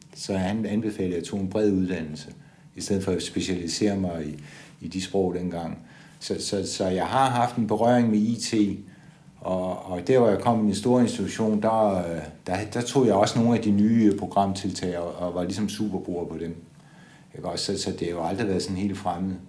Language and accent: Danish; Odense, Southern Denmark, Denmark; Jeg er født i 1955 i Odense.